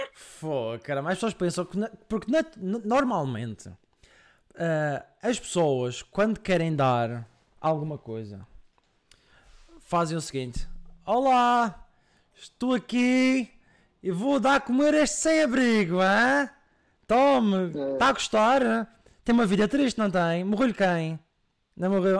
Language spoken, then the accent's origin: Portuguese; Madeira, Portugal; now in Coimbra, Portugal; eu sou madeirense, estou em Coimbra